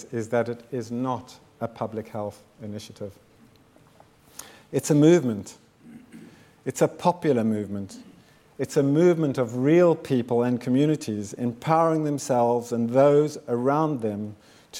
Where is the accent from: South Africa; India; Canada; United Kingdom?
South Africa; moved away; also born or lived in Zimbabwe; I was born in Zimbabwe in 1960 and grew up in South Africa during apartheid